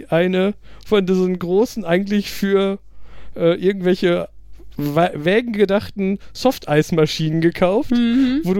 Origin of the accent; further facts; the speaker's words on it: United Kingdom; German is a second language; diverse Leute haben gesagt, ich als Brite soll doch mal Tomaten in Bohnensoße